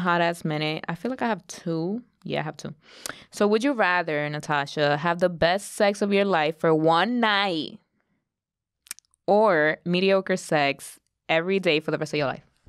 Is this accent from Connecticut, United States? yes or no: no; New York, United States; growing up in New York